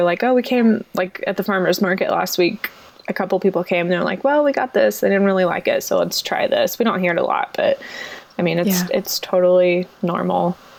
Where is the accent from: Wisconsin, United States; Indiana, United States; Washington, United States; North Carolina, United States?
Indiana, United States; Indianapolis; I'm from Indianapolis.